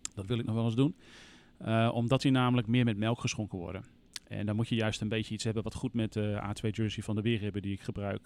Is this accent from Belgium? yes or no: no; Groningen, Netherlands; wat dat betreft ben ik echt een Groninger